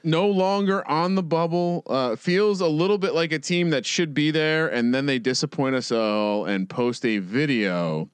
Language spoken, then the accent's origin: English; East Coast, United States; moved away as an adult; also born or lived in Blacksburg, Virginia; now in West Coast, United States; I'm a guy from the East Coast.